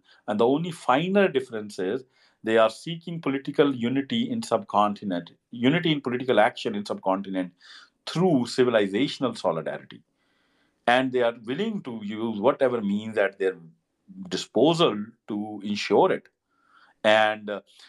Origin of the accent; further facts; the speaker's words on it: United States; Because I am an American and I have lived here enough now.